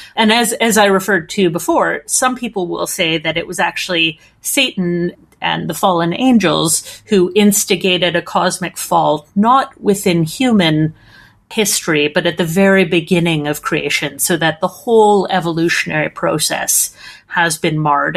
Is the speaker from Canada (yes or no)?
yes; Edmonton, Alberta, Canada; accent: Canadian; my accent is Canadian, so I'm from uh, a town called Edmonton